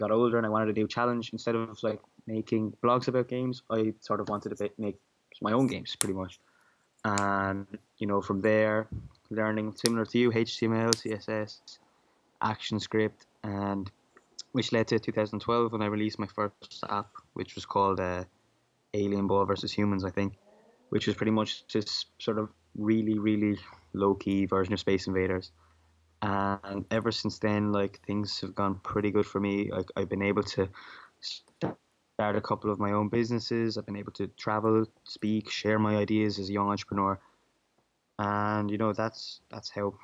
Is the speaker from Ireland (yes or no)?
yes; Ireland; I'm 17 years old and I'm from Ireland